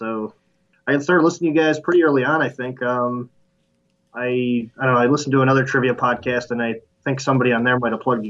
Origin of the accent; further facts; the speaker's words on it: Syracuse, New York, United States; I grew up in Syracuse